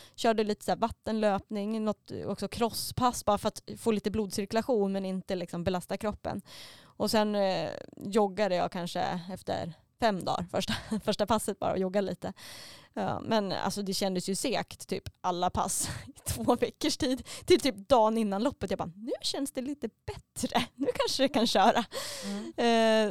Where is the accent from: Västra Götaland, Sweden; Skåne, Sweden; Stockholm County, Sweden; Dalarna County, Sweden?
Dalarna County, Sweden; Mora; Eftersom att jag kommer från Mora så är man uppväxt med Vasaloppet